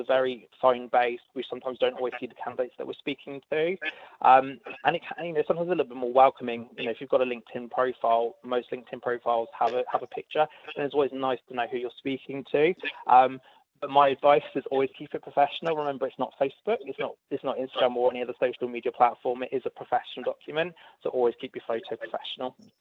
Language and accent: English; United Kingdom; moved away as an adult; now in Australia; If you can't tell from my accent, I am from the UK.